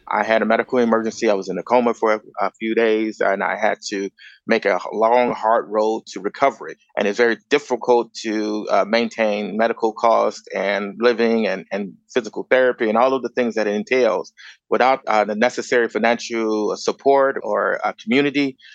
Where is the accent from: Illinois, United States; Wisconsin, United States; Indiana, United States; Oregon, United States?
Illinois, United States; Chicago; moved away as an adult; also born or lived in Grand Rapids, Michigan; now in Los Angeles, United States; I was born and raised in Chicago